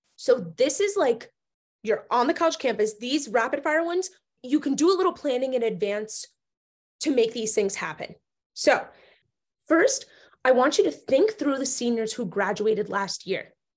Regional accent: New Jersey, United States; born or raised there

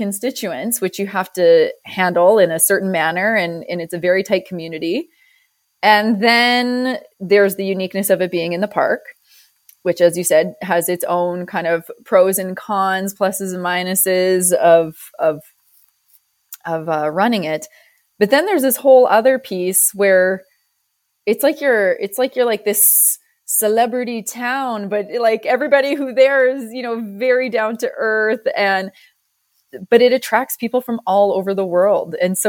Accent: Banff, Alberta, Canada; We say Canada. "Okay, which part of Canada?" Say Calgary. And they, they'd kind of be like, "Okay." And I'd say Banff.

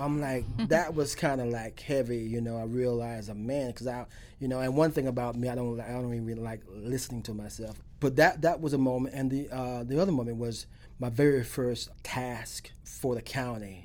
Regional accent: Alachua, Florida, United States; I'm from Alachua. I'm a country boy from Alachua

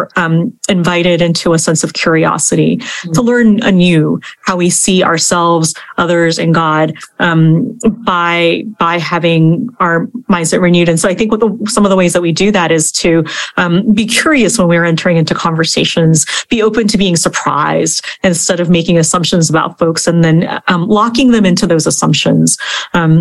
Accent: Kansas, United States; moved away; also born or lived in Korea; I'm a 40 something Korean American woman, I'm Asian American, 1.5 generation immigrant. I also grew up in the Midwest in Kansas

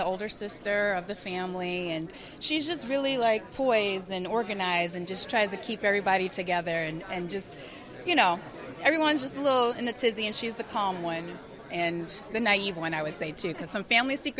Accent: New Orleans, Louisiana, United States; You know, I'm from New Orleans.

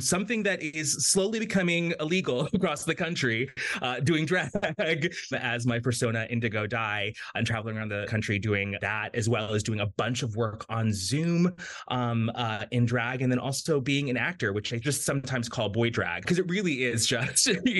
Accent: Florida, United States; also born or lived in Jamaica / United Kingdom; I was born in Jamaica. I grew up in South Florida, lived in a lot of different places.

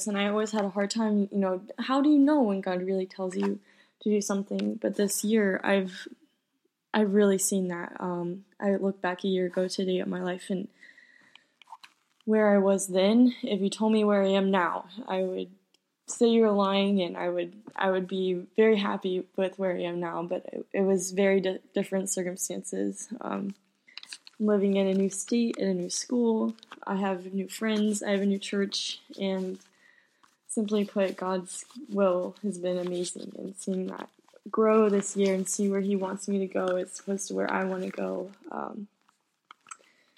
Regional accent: San Antonio, Texas, United States; I was born in San Antonio, Texas

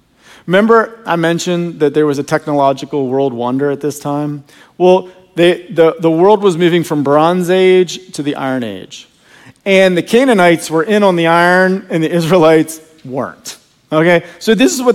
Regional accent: Virginia, United States; I grew up in Virginia, and I used to hunt all over the woods behind my house

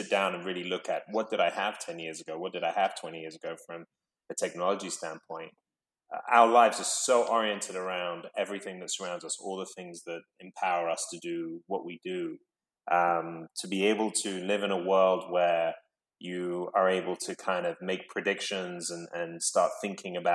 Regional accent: London, United Kingdom; I grew up in London

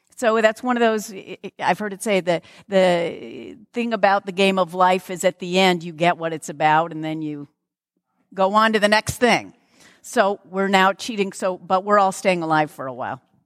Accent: Lakewood, Washington, United States; I'm actually from Lakewood

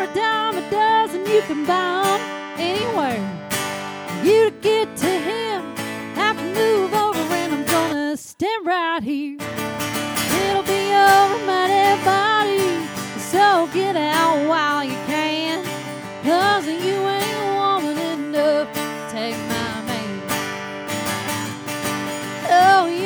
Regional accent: Liberty, Kentucky, United States; moved away as an adult; also born or lived in Bowling Green, Kentucky / Nashville, Tennessee; now in Frisco, United States; I'm originally from Kentucky. I'm from a little three stoplight town that would have been showcased in Hee Haw back in the day. Uh-huh. Called Liberty, Kentucky. Yeah. And I moved out of there when I was 18 to go to college

